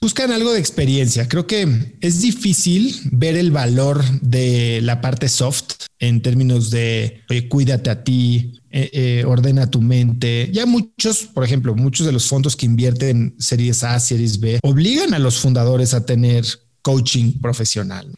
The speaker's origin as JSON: {"language": "Spanish", "country": "Mexico", "also_born_or_lived": "New York / Stanford", "said": "yo soy eh, mexicano"}